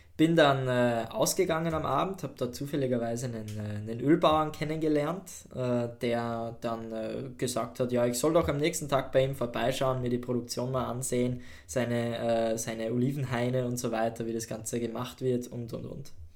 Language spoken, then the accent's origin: German; Austria; bei uns in Österreich